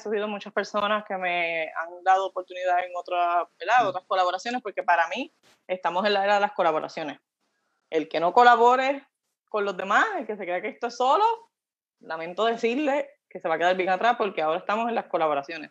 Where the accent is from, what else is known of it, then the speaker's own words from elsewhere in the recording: Coamo, Puerto Rico; yo soy del pueblo de Cuamo, eh, ahora, ¿verdad? Eh, viví en las montañas, en mi bello barrio Pulguillas